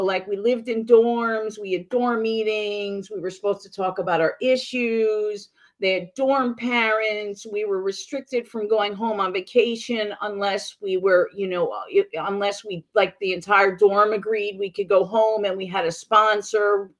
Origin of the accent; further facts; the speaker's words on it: New York City, New York, United States; now in Mississippi, United States; New York City. I was born and raised in Manhattan.